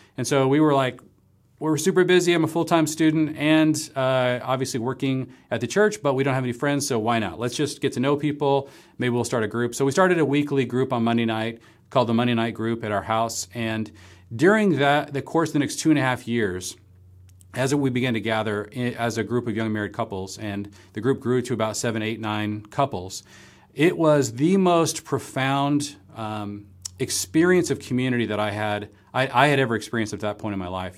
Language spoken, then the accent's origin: English; Seattle, Washington, United States; moved away as an adult; also born or lived in Marblehead, Massachusetts; we ended up moving from my hometown in the Seattle area to Gordon Conwell, uh, going to seminary in the Boston area